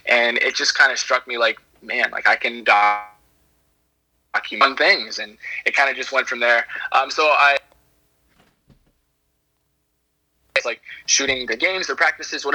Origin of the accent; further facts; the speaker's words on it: Charlottesville, Virginia, United States; moved away as an adult; now in Savannah, United States; Charlottesville, Virginia. I'm born and raised there, so I've been in Virginia pretty much my whole life.